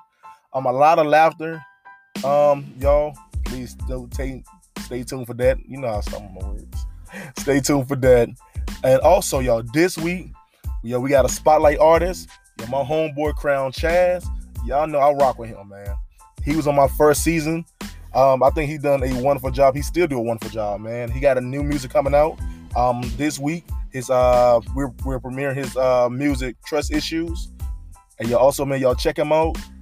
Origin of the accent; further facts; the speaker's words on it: United States; I'm American.